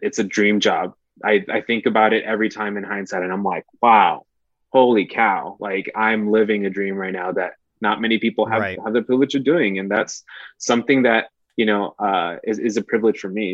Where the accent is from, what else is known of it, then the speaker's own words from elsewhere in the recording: El Paso, Texas, United States; moved away as an adult; also born or lived in San Marcos, Texas; my hometown of El Paso, Texas